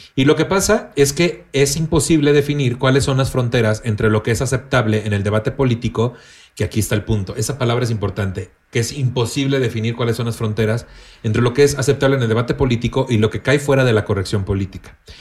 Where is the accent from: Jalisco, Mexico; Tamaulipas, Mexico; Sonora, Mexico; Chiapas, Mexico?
Tamaulipas, Mexico; Tampico; moved away; naciendo y creciendo en Tampico